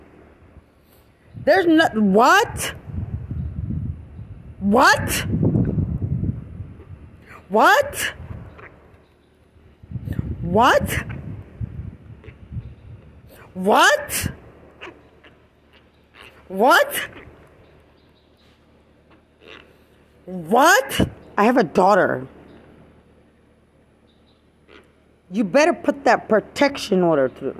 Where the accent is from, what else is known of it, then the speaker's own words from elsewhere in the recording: Lubbock, Texas, United States; I'm from Lubbock